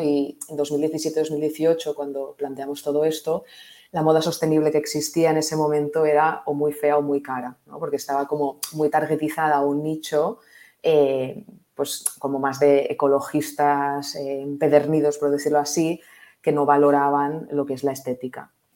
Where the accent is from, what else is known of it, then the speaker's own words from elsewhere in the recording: Barcelona, Catalonia, Spain; yo eh, nací en Barcelona, eh, estudié aquí Administración y Dirección de Empresas en ESADE